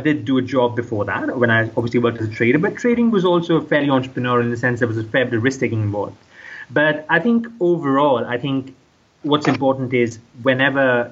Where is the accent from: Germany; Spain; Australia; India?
India; moved away as an adult; also born or lived in United States / United Kingdom; I grew up in India, so I had a pretty good idea of the local culture